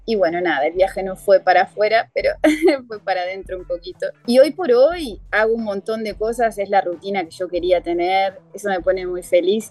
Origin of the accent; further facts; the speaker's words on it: Argentina; moved away as an adult; now in Rio de Janeiro, Brazil; los argentinos, ¿cómo somos?